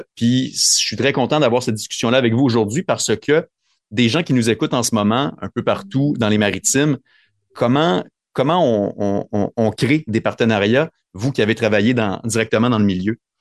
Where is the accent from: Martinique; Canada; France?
Canada; near Mashteuiatsh, Lac Saint-Jean, Quebec; moved away; j'ai grandi moi tout près de Masteuillache, au lac Saint-Jean